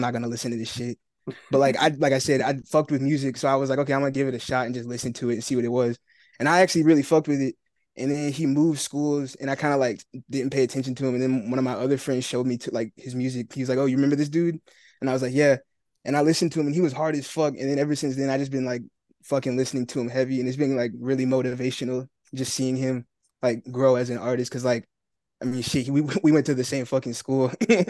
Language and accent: English; Marietta, Georgia, United States; So I'm in Marietta. It's like a suburb outside of Atlanta. So that's where I live.